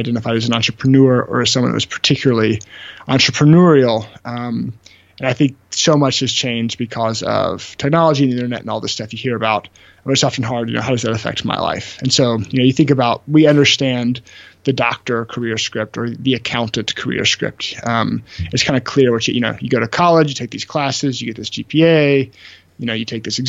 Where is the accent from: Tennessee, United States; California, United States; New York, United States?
Tennessee, United States; Memphis; moved away as an adult; also born or lived in Birmingham, Alabama; I'm originally from Memphis, Tennessee